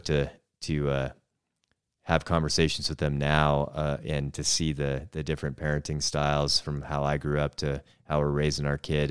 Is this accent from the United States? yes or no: yes; north of Seattle, Western Washington, United States; moved away as an adult; now in Missoula, United States; we grew up in Western Washington, uh, just north of Seattle